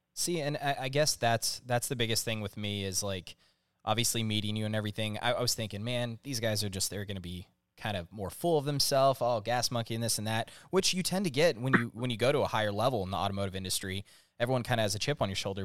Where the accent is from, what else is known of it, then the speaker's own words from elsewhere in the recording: Northern California, United States; i grew up in Northern California